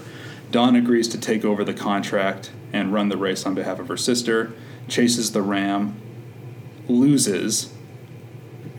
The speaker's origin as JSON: {"language": "English", "town": "Killarney", "region": "Manitoba", "country": "Canada", "moved": "yes", "said": "So I'm from Killarney, Manitoba, which is about 2.5 hours southwest of Winnipeg."}